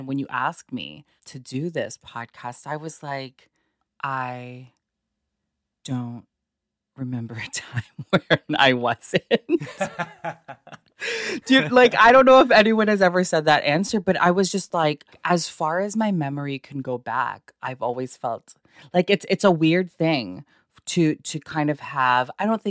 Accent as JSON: {"language": "English", "town": "Toronto", "region": "Ontario", "country": "Canada", "tie": "born or raised there", "said": "We moved to Scarborough in, I was 5."}